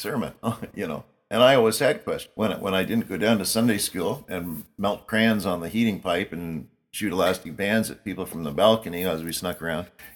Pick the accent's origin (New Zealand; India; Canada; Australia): Canada; I was born in Canada. I live in a Canadian country